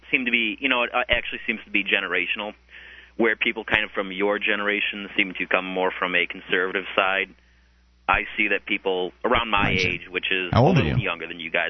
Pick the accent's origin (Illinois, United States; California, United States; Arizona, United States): Illinois, United States; I'm from Illinois.